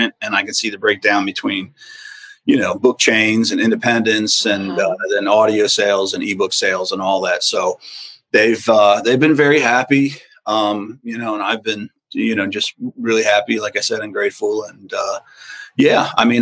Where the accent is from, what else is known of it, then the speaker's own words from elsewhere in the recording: Edgewood, Maryland, United States; my hometown of Edgewood